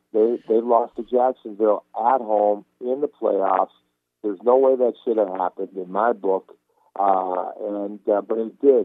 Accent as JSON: {"language": "English", "region": "Istanbul", "country": "Turkey", "tie": "born or raised there", "moved": "yes", "lives_now": "United States", "said": "I was born in Istanbul, Turkey"}